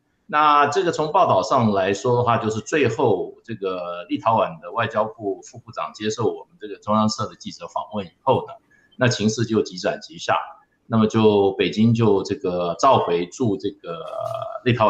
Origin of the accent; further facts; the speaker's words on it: Taiwan; 在我们就是说，我们台湾这边在外面设立代表机构的这个这个上面哈